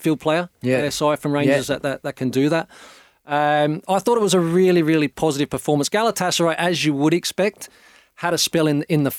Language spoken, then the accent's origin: English; Australia; being an Australian